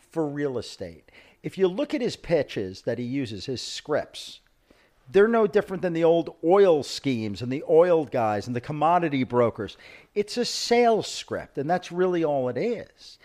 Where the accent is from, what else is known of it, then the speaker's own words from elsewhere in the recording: New York City, New York, United States; moved away as an adult; now in South Florida, United States; I'm not from Argentina. I'm from Brooklyn.